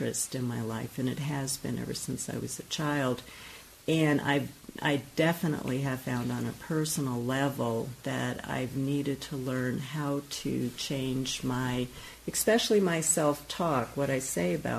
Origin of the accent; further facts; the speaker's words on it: New York, United States; I grew up in New York